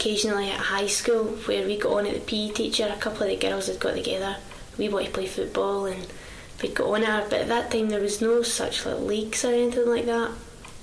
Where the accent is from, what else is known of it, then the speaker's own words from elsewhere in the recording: Muirhouses, Scotland, United Kingdom; I was born here in Muir Hill. Been here all my life, it's 21 years. brought up down the bottom of Muir Hill.